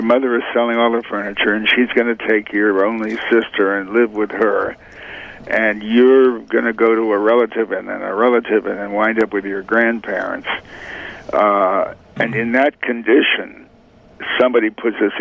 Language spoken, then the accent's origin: English; Hartford, Connecticut, United States; also born or lived in New Haven, Connecticut; I was born in New Haven, raised largely in Hartford.